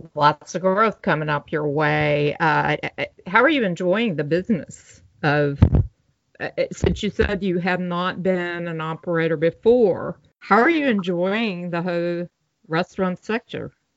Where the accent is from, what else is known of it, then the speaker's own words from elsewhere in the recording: Louisville, Kentucky, United States; my hometown, Louisville, uh, Louisville, Kentucky